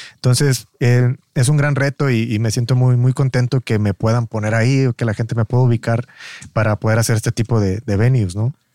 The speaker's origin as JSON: {"language": "Spanish", "town": "Matamoros", "region": "Tamaulipas", "country": "Mexico", "tie": "born or raised there", "said": "yo soy de Matamoros"}